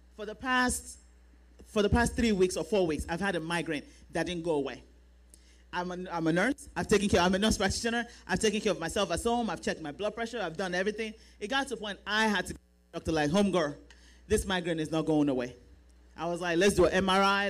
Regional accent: Nigeria; now in United States; we are Nigerian women

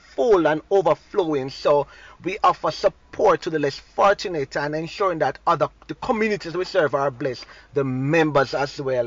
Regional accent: Saint Andrew, Jamaica; As a young boy growing up in Southwest St. Andrew

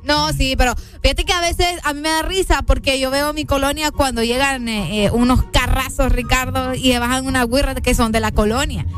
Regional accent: San Pedro Sula, Cortés, Honduras; yo crecí en la Unión

